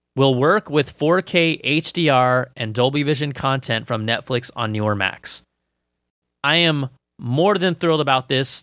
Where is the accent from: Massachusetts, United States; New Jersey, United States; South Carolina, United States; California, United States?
California, United States; Cupertino; also born or lived in Sunnyvale; I grew up in Cupertino, um, Sunnyvale, and then Cupertino